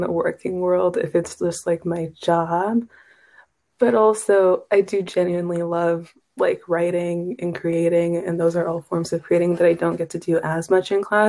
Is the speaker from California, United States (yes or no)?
no; Kansas, United States; moved away